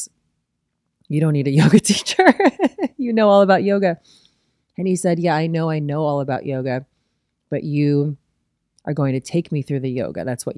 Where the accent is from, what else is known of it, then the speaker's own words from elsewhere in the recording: Midwest, United States; And I guess I'm just like from the Midwest, so I'm never going to try to impress somebody with my knowledge.